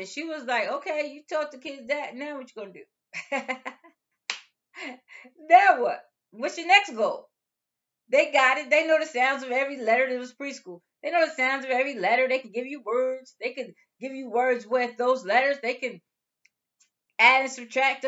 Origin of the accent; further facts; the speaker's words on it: United States; we're from the United States.